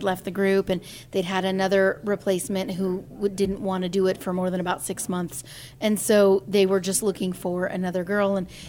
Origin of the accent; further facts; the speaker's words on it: California, United States; moved away; also born or lived in Nashville, Tennessee; because I'm from California